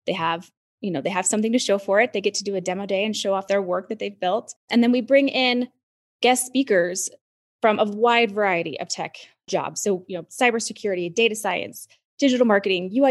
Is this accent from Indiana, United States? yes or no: no; Utah, United States; moved away; my home state of Utah